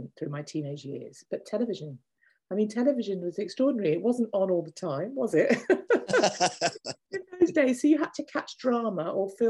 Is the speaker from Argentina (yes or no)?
no; Birmingham, West Midlands, United Kingdom; moved away as an adult; also born or lived in Hull; now in London, United Kingdom; I grew up in Birmingham, yes, from 6 months to, I left when I was 18 to come to London